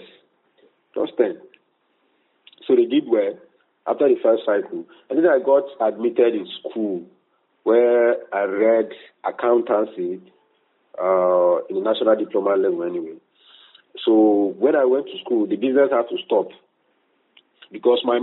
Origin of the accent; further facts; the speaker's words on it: Benue, Nigeria; I was born, brought up, my parents were here, we based in Benue State